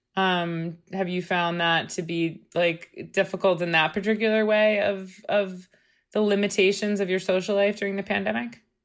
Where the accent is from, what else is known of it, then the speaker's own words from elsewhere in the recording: Long Island, New York, United States; we're all, we're all Long Islanders.